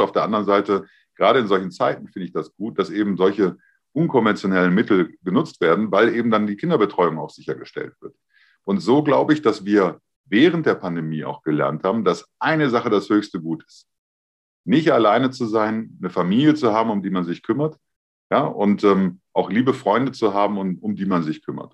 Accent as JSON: {"language": "German", "country": "Germany", "said": "ich bin ja ein Deutscher"}